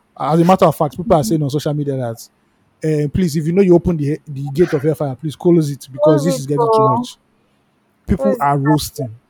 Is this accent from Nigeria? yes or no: yes; Nigeria; as a Nigerian